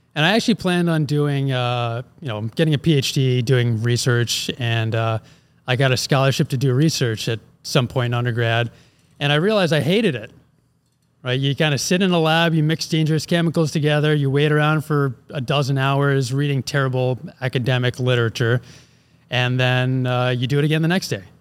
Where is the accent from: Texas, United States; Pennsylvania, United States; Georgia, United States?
Pennsylvania, United States; Philadelphia; moved away; also born or lived in Wisconsin; I'm originally from Philly